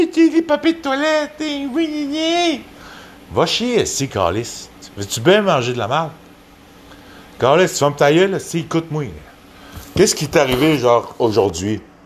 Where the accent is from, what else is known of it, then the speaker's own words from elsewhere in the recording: Quebec, Canada; je viens de Québec.